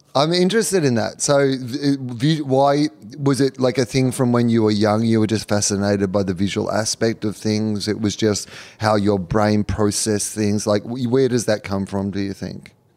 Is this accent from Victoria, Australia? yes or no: yes; Sale, Victoria, Australia; I was born in the Gippsland Base Hospital of Sale. I, I went to s, high school in Sale